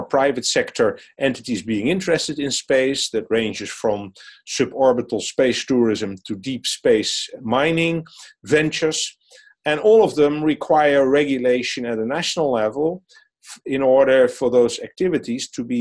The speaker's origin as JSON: {"language": "English", "country": "Netherlands", "said": "a private consultant in my home country in the Netherlands"}